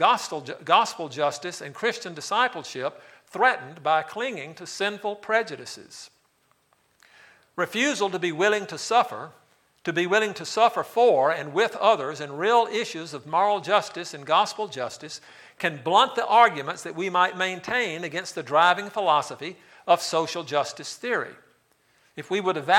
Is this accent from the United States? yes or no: yes; Brandon, Mississippi, United States; Jackson is 12 miles from my hometown of Brandon